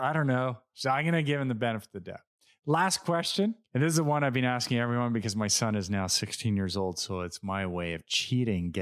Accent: Montreal, Quebec, Canada; we're Canadian, we're from Montreal

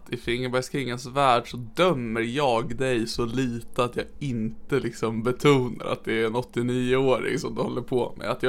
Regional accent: Norrland, Sweden; accent: Norrland; jag kan ju läsa den i min norrländska här i podden så att folk hör vad innehållet är.

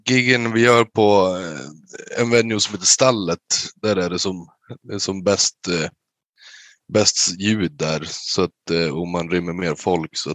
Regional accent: Umeå, Västerbotten County, Sweden; Ja, vi härstammar från Umeå.

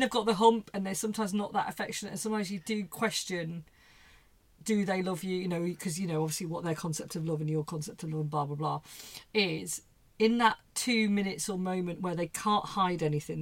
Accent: England, United Kingdom; obviously I'm English, uh, well British

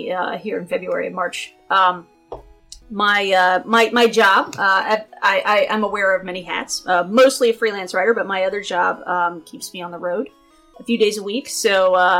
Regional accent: Maryville, Tennessee, United States; accent: Tennessee; Maryville. Maryville. Maryville, Tennessee. It's where I grew up.

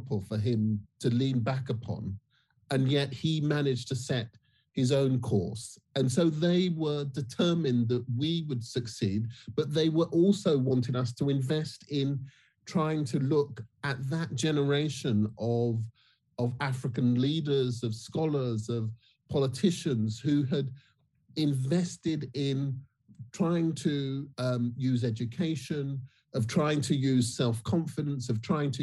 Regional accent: United Kingdom; I'm Black British

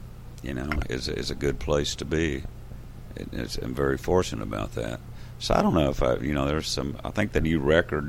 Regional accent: Texas, United States; we're from Texas, we write our own songs down here

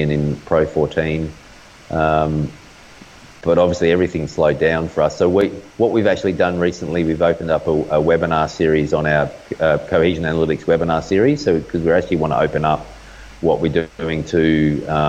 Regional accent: Australia; as an Australian

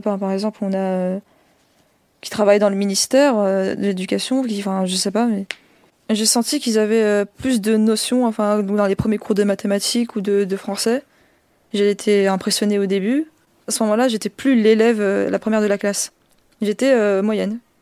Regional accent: Colombes, Île-de-France, France; j'ai 16 ans, j'ai grandi à Colombes dans le quartier des Fossés-Jean

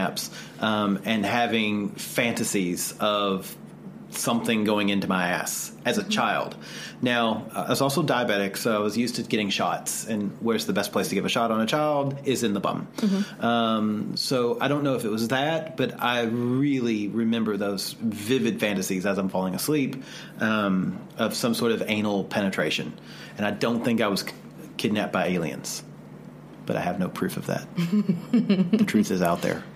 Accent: the South, United States; growing up in the South

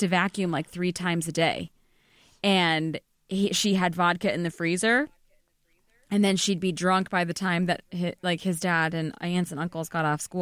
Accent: Arizona, United States; moved away as an adult; also born or lived in Illinois; now in New York, United States; I grew up in the suburbs of Illinois, and then I grew up in Arizona

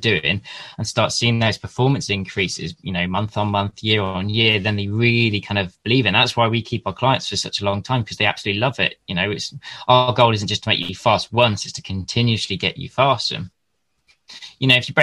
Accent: Lichfield, West Midlands, United Kingdom; I grew up in the Midlands with Lichfield City Cycling Club

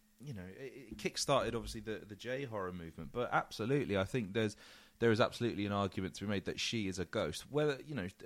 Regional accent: England, United Kingdom; as an Englishman

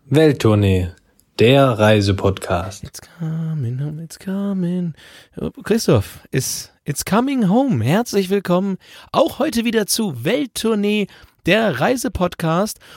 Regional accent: Bevern, Lower Saxony, Germany; also born or lived in Holzminden; ich komme aus Befern

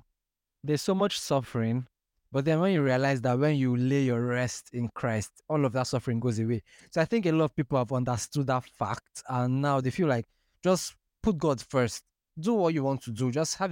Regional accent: Port Harcourt, Rivers State, Nigeria; I say, me and I grew up in Port Harcourt. They say, oh, you speak like you're from the UK. I won't believe you're from Nigeria.

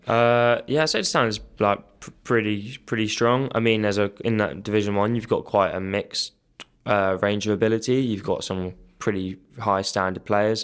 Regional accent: Kent, South East England, United Kingdom; moved away; I grew up in Kent, so I played school hockey there

